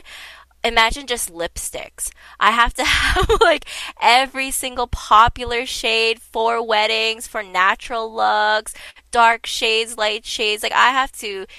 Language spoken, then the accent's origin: English; Toronto, Ontario, Canada; we're both from Toronto